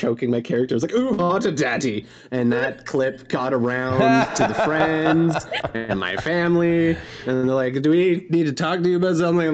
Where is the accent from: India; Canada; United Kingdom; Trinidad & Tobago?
Canada; accent: Canadian; now in Montreal, Canada; being Canadian.